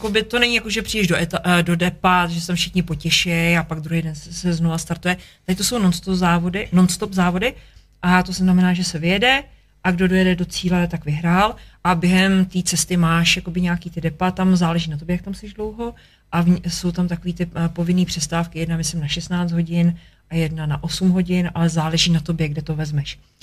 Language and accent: Czech; Czechia; jsem prostě Čech, protože mám tady vazby